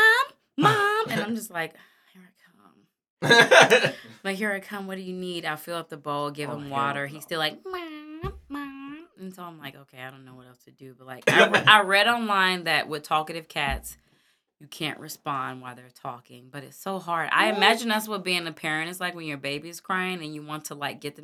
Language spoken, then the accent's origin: English; Florissant, Missouri, United States; also born or lived in Austin, Texas / Hazelwood, Missouri; I grew up in Florissant